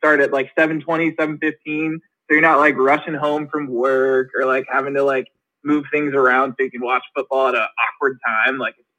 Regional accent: West Coast, United States; now in Midwest, United States; I lived on the West Coast. I grew up on the West Coast. I live in the Midwest now.

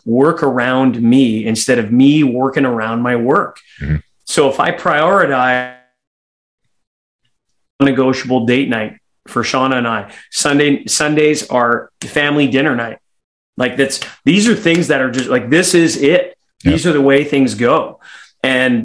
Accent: Canada; as a Canadian

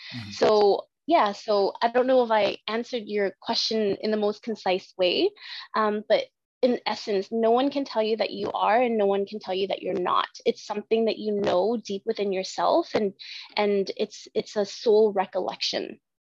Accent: Vietnam; I'm from Vietnam.

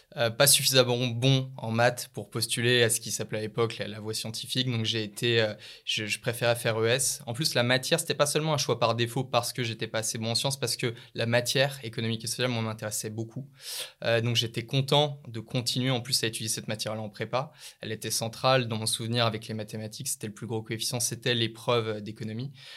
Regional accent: Lyon, Auvergne-Rhône-Alpes, France; je suis né et j'ai grandi à Lyon

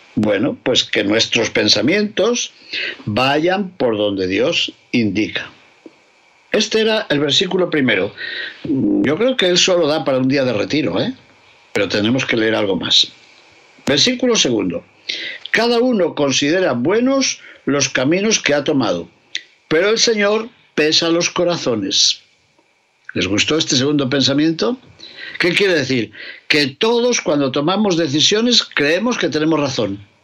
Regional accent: León, Castile and León, Spain; mi tierra de León

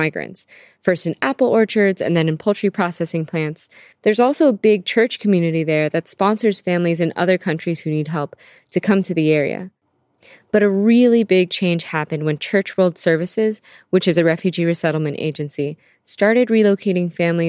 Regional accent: Harrisonburg, Virginia, United States; also born or lived in Canada / Philippines; I was born in Canada and then grew up in the Philippines with my grandparents and aunt, and then came to Virginia for most of my childhood and schooling

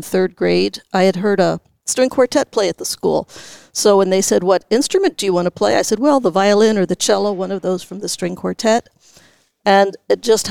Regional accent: Philadelphia, Pennsylvania, United States; also born or lived in Santa Rosa, California / New York; now in San Francisco, United States; Actually, I was born in Santa Rosa, but when I was about four, my family moved to Philadelphia, where both of my parents had been from, and that's where I started the cello in public school in Philadelphia.

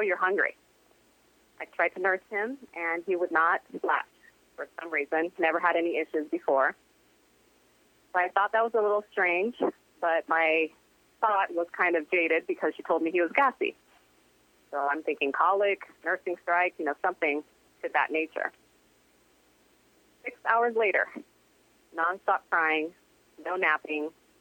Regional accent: United States; also born or lived in Brazil; my mom was born and raised in Brazil, and I was raised in America

